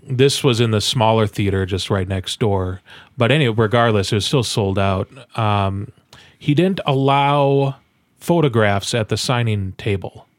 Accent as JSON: {"language": "English", "region": "Midwest", "country": "United States", "said": "we are from the Midwest as well"}